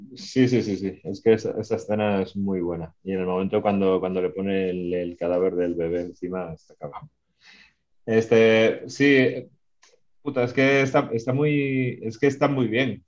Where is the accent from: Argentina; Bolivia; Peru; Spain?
Spain; accent: Spanish (Spain); now in Mexico; yo soy medio mexicano, mi madre es mexicana, me siento muy mexicano, no quiero que suene mal con mi acento español